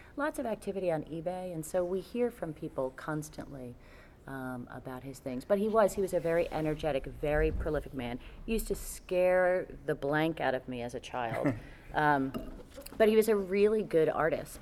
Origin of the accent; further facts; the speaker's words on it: New York, United States; also born or lived in Connecticut; when I was seven years old, we moved from Connecticut to New York